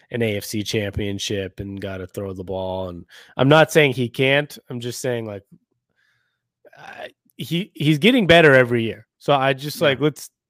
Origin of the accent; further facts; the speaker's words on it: Seattle, Washington, United States; We're from we're from Seattle. That's our team, the Seahawks.